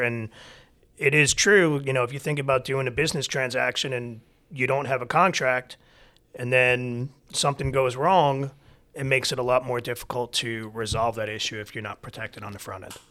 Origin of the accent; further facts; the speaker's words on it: New York, United States; moved away as an adult; also born or lived in Michigan; now in Atlanta, United States; I'm born and raised in New York